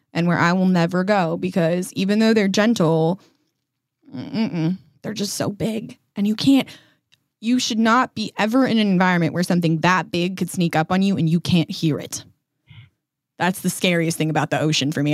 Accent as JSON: {"language": "English", "region": "Colorado", "country": "United States", "tie": "born or raised there", "said": "I grew up in Colorado"}